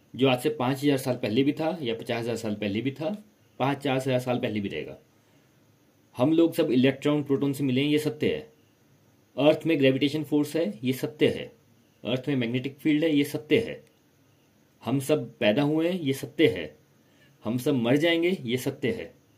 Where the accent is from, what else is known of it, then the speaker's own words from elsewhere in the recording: India; मैं इंडियन हूँ इंडिया से बाहर गया ही नहीं कभी